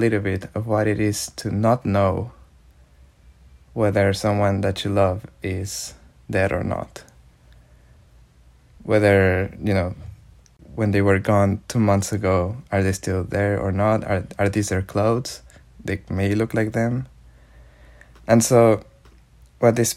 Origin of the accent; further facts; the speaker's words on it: Mexico; I am from Mexico and my research is around Mexico